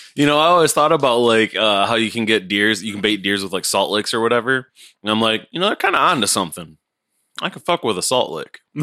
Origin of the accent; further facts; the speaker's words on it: United States; as an American